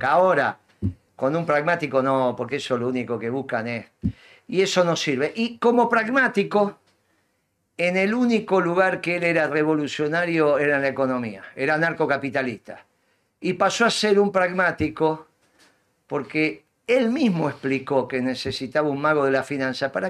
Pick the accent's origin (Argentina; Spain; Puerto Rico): Argentina; Avellaneda, Buenos Aires Province; en realidad somos los dos de Avellaneda.